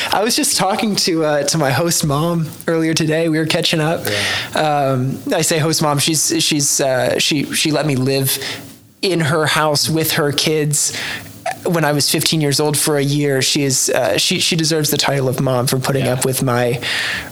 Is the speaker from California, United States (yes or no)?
yes; Los Angeles, California, United States; also born or lived in Oklahoma City / Paris; now in Oklahoma, United States; I grew up in Los Angeles